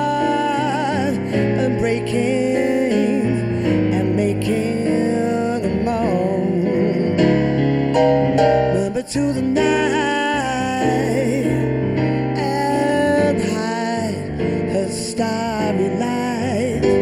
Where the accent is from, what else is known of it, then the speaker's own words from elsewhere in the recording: London, United Kingdom; also born or lived in Hastings; I was born in London. I was born in King's College Hospital.